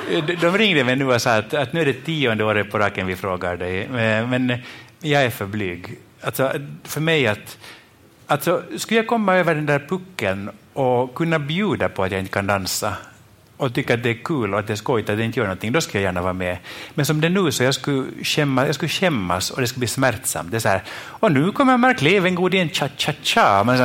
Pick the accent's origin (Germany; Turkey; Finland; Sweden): Finland; jag är från Finland